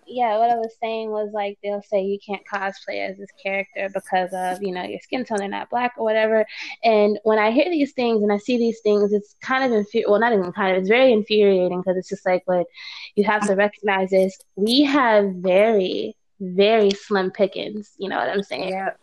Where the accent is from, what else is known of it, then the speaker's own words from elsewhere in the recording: Florida, United States; I grew up in Florida